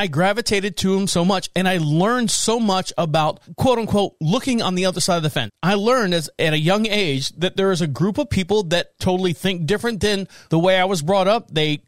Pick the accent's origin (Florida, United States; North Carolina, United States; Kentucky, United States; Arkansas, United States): Florida, United States; Orlando; Now, I was born and raised in Orlando, Florida. I've said that many times. The house that I grew up in was walking distance to elementary school, junior high, and high school.